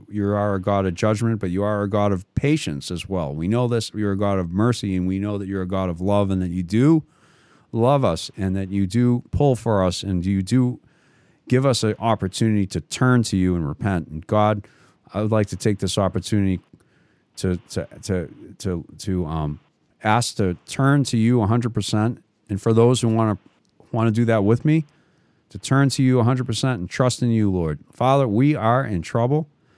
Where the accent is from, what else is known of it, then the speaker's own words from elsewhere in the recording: United States; I like my country. I'm an American. I do have ancestry from Canada, and I have no problem with Canada or anything like that, right, Jackson?